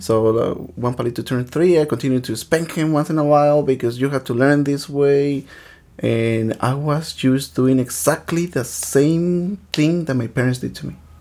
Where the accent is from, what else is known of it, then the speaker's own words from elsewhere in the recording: Michoacán, Mexico; now in Los Angeles, United States; I was born in the state of Michoacan